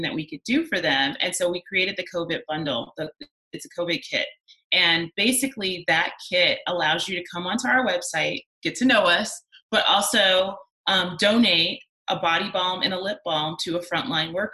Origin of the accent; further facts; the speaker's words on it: Chicago, Illinois, United States; my hometown of Chicago, Illinois.